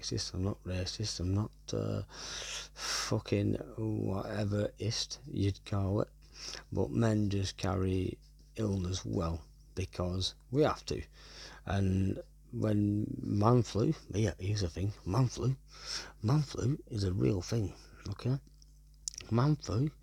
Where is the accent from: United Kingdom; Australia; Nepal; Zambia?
United Kingdom; Wigan, North West England; I'm from Wigan